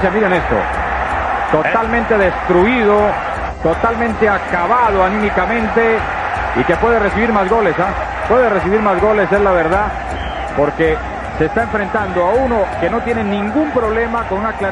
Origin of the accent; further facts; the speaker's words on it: Colombia; Acuérdese que somos colombianos, tenemos que seguir luchando, ¿ok?